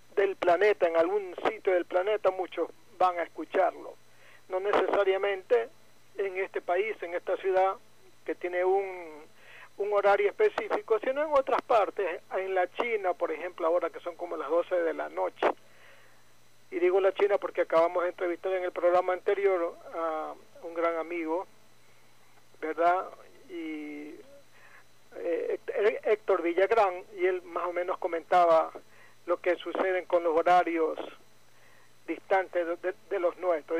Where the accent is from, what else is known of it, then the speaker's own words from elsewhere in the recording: Ecuador; now in Guayaquil, Ecuador; el resto somos ecuatorianos